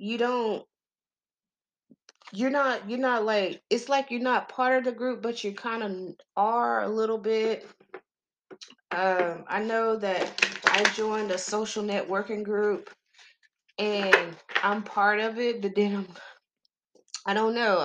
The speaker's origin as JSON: {"language": "English", "region": "Texas", "country": "United States", "said": "I'm just country as fuck. I'm from Texas"}